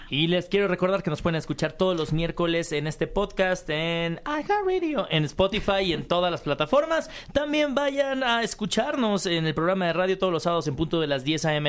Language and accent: Spanish; Mexico; como mexicanos